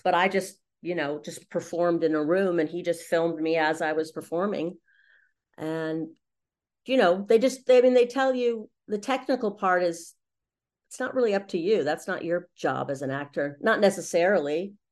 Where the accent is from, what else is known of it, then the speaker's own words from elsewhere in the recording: Los Angeles, California, United States; moved away as an adult; also born or lived in London; I grew up in Los Angeles in the middle of Hollywood